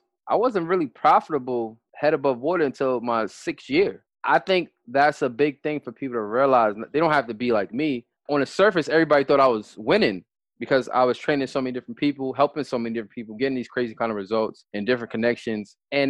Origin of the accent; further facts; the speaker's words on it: New York City, New York, United States; They ruined the game growing up in New York City. The culture is fashion and dressing nice.